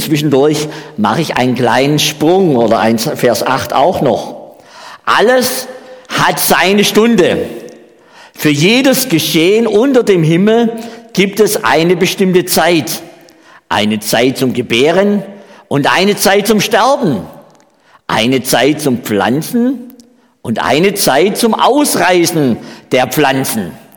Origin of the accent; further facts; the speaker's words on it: Baden-Württemberg, Germany; accent: Swabian; moved away as an adult; also born or lived in Saxony-Anhalt; now in Switzerland; ich komme ja aus Baden-Württemberg, wie man ja auch an meiner Sprache hört, an meinem schwäbischen Dialekt.